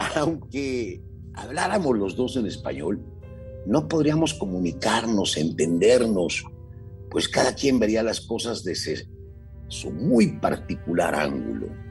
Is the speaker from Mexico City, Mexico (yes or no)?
yes; Mexico City, Mexico; Nacimos en la Ciudad de México a mediados del siglo pasado, somos varones, estudiamos en la misma prepa, e incluso en la misma facultad